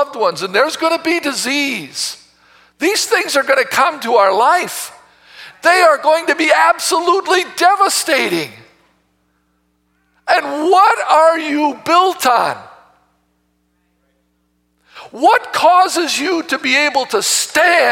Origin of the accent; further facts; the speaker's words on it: United States; we as American Christians